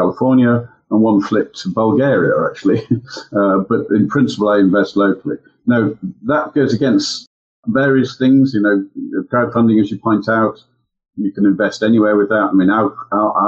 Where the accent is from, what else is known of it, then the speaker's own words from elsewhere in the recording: United Kingdom; as a British citizen, clearly here at home